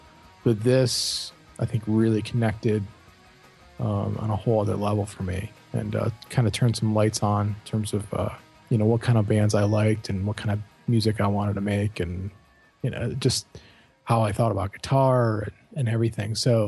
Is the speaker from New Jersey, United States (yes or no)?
no; Cleveland, Ohio, United States; I grew up listening to 70s rock and early 80s rock. It was just, you know, absorbed it growing up in Cleveland.